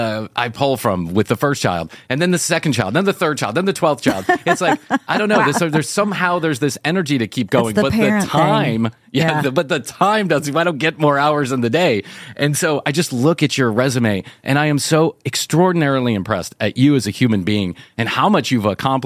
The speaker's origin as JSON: {"language": "English", "town": "Chicago", "region": "Illinois", "country": "United States", "moved": "as an adult", "said": "I am, but I've been here for almost 30 years. So it's not like I just fell off the turnip truck from Chicago."}